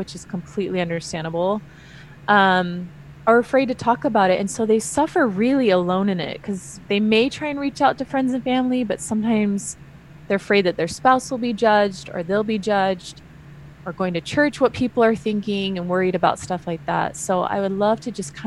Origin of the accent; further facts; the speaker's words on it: California, United States; also born or lived in Utah; I'm from California